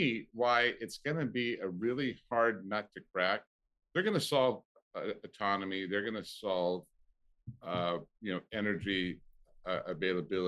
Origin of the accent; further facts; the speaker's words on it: Longview, Washington, United States; moved away as an adult; also born or lived in Ellensburg, Washington; now in Southern California, United States; I was raised in the Pacific Northwest